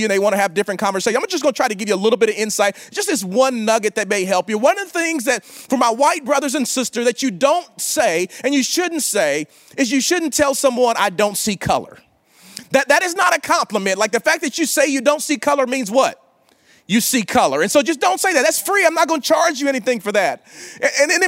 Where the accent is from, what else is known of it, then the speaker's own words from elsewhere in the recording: Oklahoma, United States; In Oklahoma, like I'm from the South. I mean, we kind of call ourselves the South, but we're the Midwest